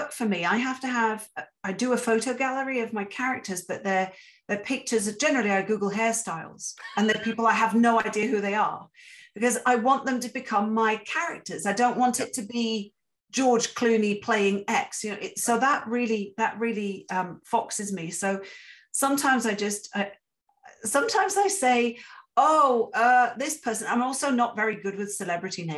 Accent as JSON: {"language": "English", "town": "Interlaken", "region": "Bern", "country": "Switzerland", "tie": "born or raised there", "also_born_or_lived": "England", "moved": "as an adult", "lives_now": "Canada", "said": "my hometown in Switzerland, in Interlaken"}